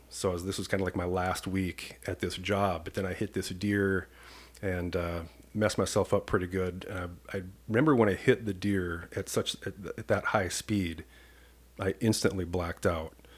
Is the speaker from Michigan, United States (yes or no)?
no; Washington, Iowa, United States; moved away as an adult; now in Saint Paul, United States; I grew up in a small town in Washington, Iowa, population seven thousand